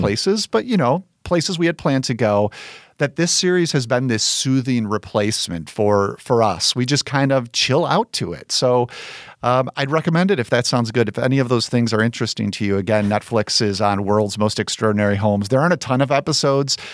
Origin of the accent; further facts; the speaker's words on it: Chicago, Illinois, United States; as a Chicagoan